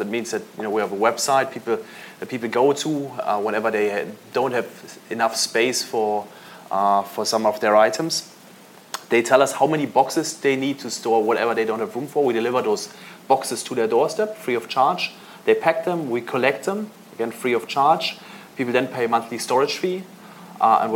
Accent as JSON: {"language": "English", "town": "Munich", "region": "Bavaria", "country": "Germany", "tie": "born or raised there", "said": "I grew up in Munich"}